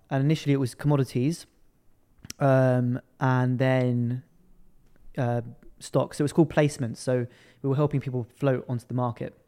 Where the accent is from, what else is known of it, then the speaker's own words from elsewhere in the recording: London, United Kingdom; I was born and raised in London.